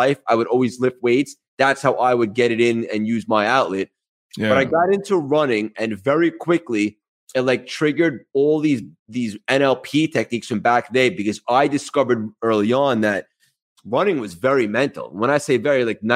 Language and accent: English; Long Island, New York, United States; accent: New York; also born or lived in Connecticut / Manhattan, New York; Yeah, so I grew up in Long Island in New York. And I've been here my whole life other than college where I was in Connecticut